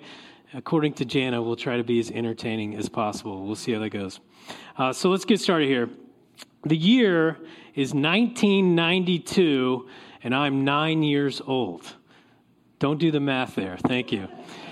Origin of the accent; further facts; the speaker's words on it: Oklahoma, United States; now in California, United States; I grew up in Oklahoma.